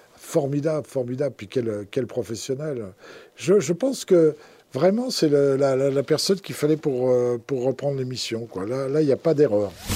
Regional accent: Bois-Colombes, Île-de-France, France; also born or lived in Gers; je suis né à Bois-Colombes, qui est la banlieue parisienne.

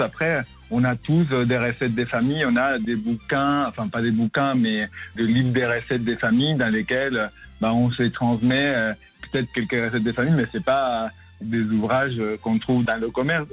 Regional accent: Tabasco, Mexico; moved away as an adult; now in France; je suis originaire de Tabasco, dans le sud du Mexique, et j'ai grandi euh, dans cette nature verdoyante du sud du Mexique.

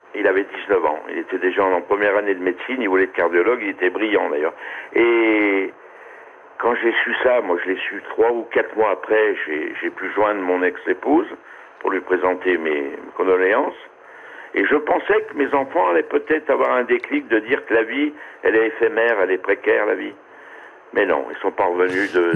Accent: Corsica, France; je suis celui de la Corse

